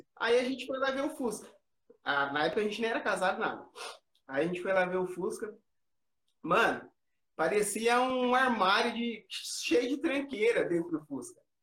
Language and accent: Portuguese; Americana, São Paulo, Brazil; a gente é aqui de Americana, interior de São Paulo.